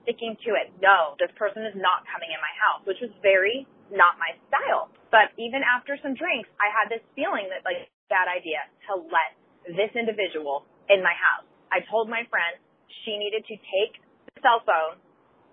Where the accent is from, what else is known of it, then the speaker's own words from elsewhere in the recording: Orange County, Southern California, United States; I'm from California. That's from, like, Southern California and Orange County.